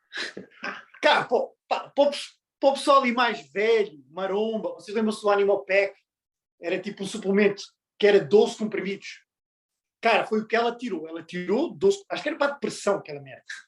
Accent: Portugal; moved away; Nós todos já vivemos, sou português, nós todos já vivemos em Portugal

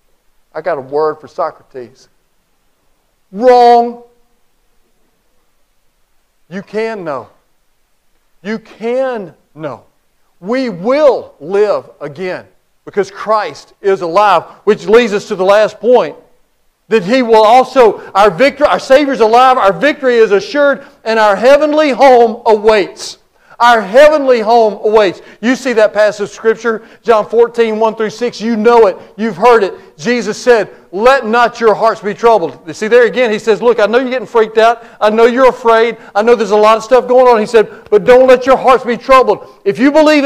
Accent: Cleveland, United States; moved away; I grew up in Cleveland

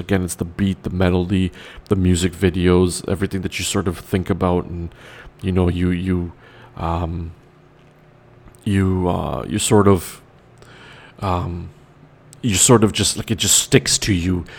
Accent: Toronto, Ontario, Canada; West side of Toronto is Rexdale, where I'm from originally. Yes, I'm Trinidadian, but I was born in Toronto, the west side.

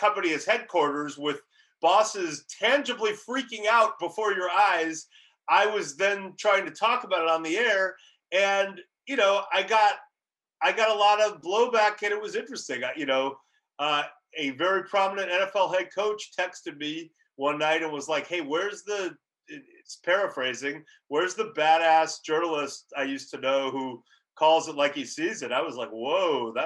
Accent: Los Angeles, California, United States; moved away as an adult; my hometown, Los Angeles. Haven't lived there since high school

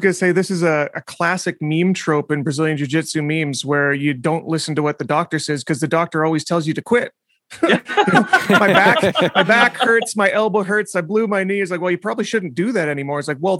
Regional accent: Black Falls, Alberta, Canada; born or raised there

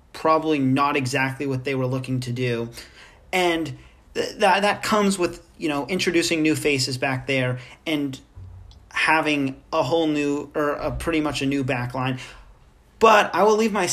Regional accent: Berkeley, California, United States; moved away as an adult; now in Los Angeles, United States; I am a freshman from Berkeley, California

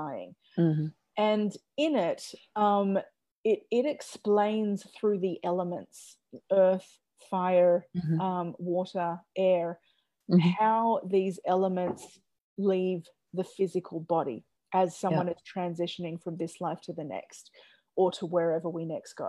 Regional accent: Australia; how I grew up in Australia

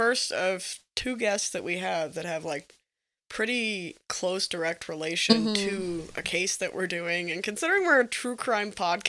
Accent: United States; because we are American children.

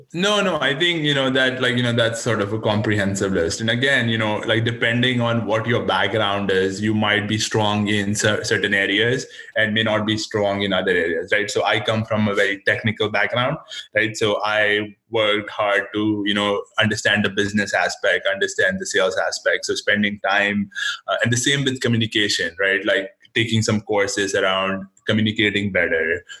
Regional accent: India; now in United States; I was born and raised in India, and then I did uh, most of my education here, and I've actually only worked in the United States.

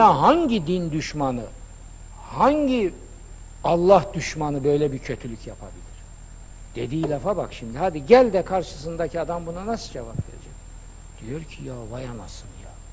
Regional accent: Black Sea Region, Turkey; Denizde büyümüşüm. Karadeniz çocuğu.

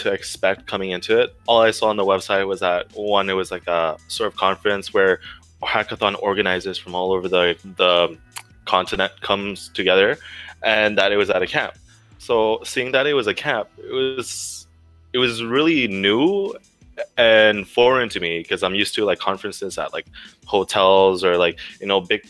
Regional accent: Montreal, Quebec, Canada; I'm from Montreal, Quebec, Canada.

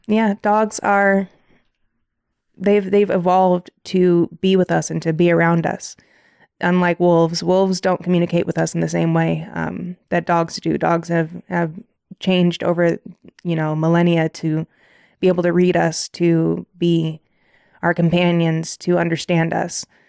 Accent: South Bend, Indiana, United States; moved away as an adult; also born or lived in Washington; now in Colorado, United States; I'm from South Bend, Indiana. I grew up oldest of seven kids.

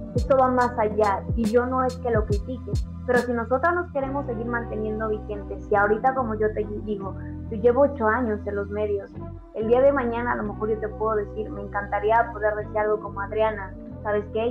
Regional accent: Mexico; nuestra cultura como mexicanos

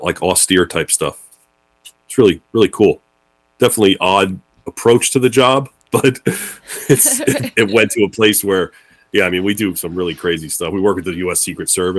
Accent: New Jersey, United States; also born or lived in Brooklyn, New York City; where I live in New Jersey now is where I grew up

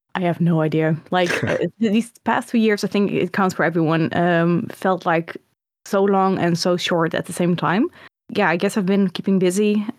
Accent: Netherlands; I grew up in the, the Netherlands

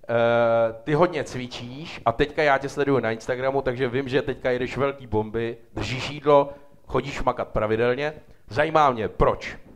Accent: České Budějovice, South Bohemian Region, Czechia; now in Prague, Czechia; Já jsem z Budějce

